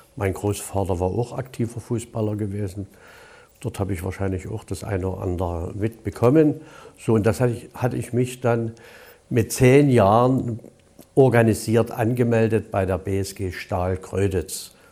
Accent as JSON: {"language": "German", "town": "Gröditz", "region": "Saxony", "country": "Germany", "tie": "born or raised there", "also_born_or_lived": "Dresden", "said": "Sechzehnter neunter, siebenundvierzig wurde ich geboren in Kröditz. Besuchte dann die Polytechnische Oberschule von der ersten bis zur zehnten Klasse."}